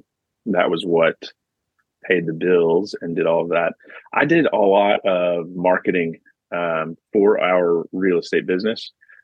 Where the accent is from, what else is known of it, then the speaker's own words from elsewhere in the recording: Kentucky, United States; moved away as an adult; now in Liverpool, United Kingdom; actually I am from United States of America, the state of Kentucky, and I grew up there and lived there for most of my life. Currently, I am in Liverpool, England, and I moved here with my wife and my young daughter about 2 years ago.